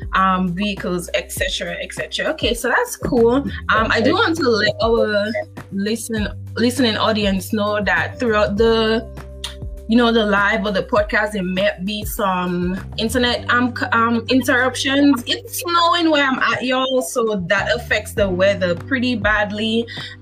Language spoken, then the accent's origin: English; Dominica; I am from Dominica